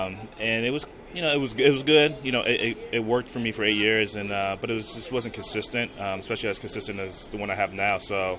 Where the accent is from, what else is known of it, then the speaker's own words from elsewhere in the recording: Southern California, United States; Growing up in Southern California, not too far from L.A.